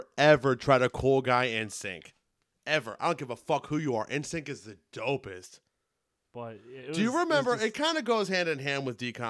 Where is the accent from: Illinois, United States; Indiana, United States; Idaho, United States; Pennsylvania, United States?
Indiana, United States; We grew up in Indiana